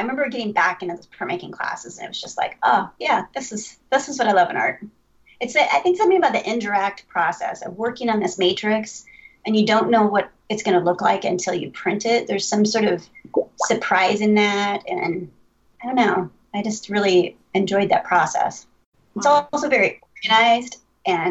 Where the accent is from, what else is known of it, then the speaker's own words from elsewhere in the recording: Ames, Iowa, United States; I grew up in Ames, Iowa